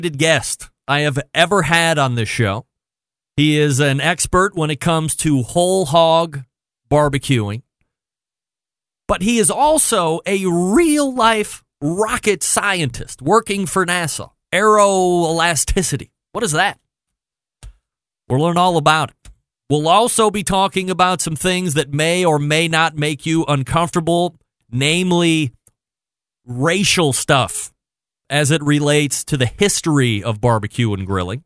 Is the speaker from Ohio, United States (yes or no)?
yes; Cleveland, Ohio, United States; I'm from Cleveland